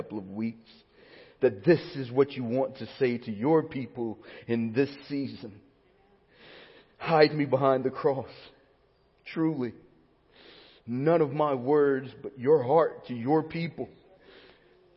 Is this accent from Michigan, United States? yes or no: no; Alabama, United States; now in Cypress, United States; When I was a kid growing up in Alabama in the 80s and early 90s